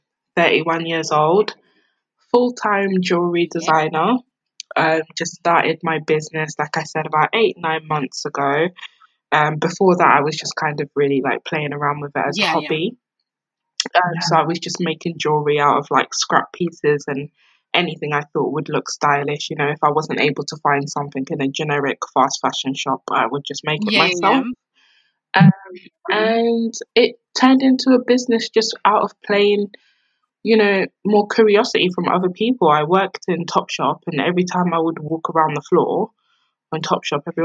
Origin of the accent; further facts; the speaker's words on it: London, United Kingdom; growing up in South London, being around grime.